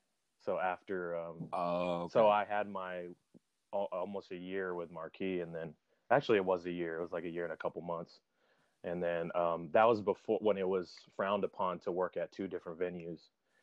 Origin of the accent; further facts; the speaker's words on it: Las Vegas, Nevada, United States; moved away as an adult; now in Los Angeles, United States; Born and raised in Las Vegas, you know.